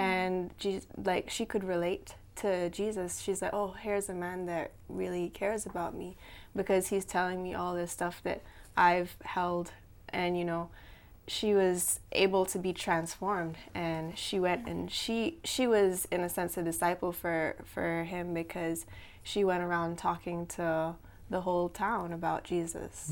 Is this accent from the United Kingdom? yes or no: no; Cayman Islands; I'm from the Cayman Islands